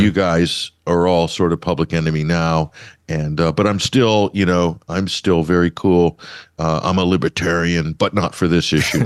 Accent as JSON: {"language": "English", "country": "United States", "said": "my values as an American"}